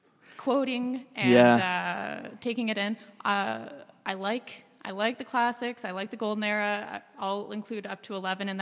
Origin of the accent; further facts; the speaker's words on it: North Bay, Ontario, Canada; also born or lived in Guelph, Ontario; now in Calgary, Canada; I'm actually from North Bay, Ontario.